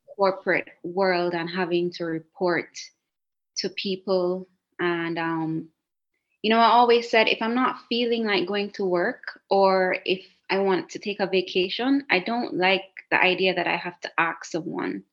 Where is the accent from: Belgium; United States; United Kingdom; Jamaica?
Jamaica; moved away as an adult; also born or lived in Cayman Islands; now in Italy; i was living in a beautiful island like next door to jamaica my hometown